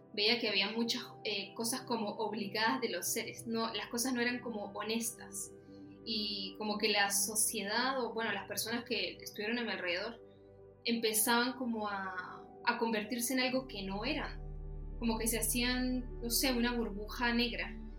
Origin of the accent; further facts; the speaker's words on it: Venezuela; moved away as an adult; now in Chile; yo vivía en Venezuela. O sea, yo soy de Venezuela. Mi papá es chileno, pero él se fue para allá